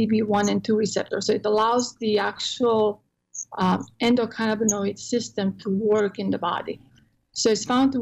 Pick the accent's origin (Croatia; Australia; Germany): Croatia; English is a second language; now in Texas, United States; I'm in Texas, and I'm from Croatia originally, so I have an accent.